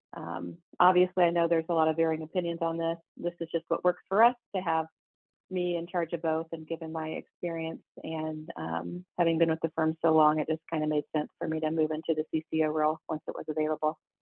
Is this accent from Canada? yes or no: no; Warsaw, Indiana, United States; dropping off my resumes in my hometown